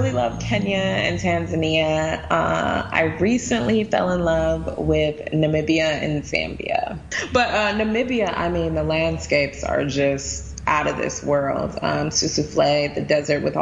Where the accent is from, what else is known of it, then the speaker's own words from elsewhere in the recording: United States; I was born in the U.S.